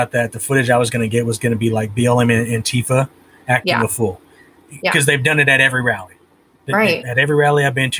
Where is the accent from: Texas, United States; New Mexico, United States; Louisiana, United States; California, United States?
California, United States; I was born and raised in California, so that's where Chicano comes from